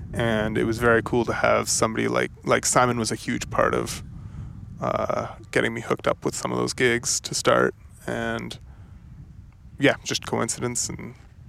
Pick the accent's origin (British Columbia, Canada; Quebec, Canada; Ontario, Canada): British Columbia, Canada; Oliver; I'm from Oliver.